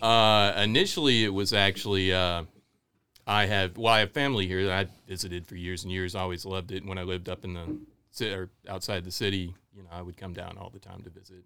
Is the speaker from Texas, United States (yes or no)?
yes; Houston and Dallas, Texas, United States; also born or lived in Memphis, Tennessee / New Orleans; now in New River Valley, Virginia, United States; I grew up mostly in Houston and, and Dallas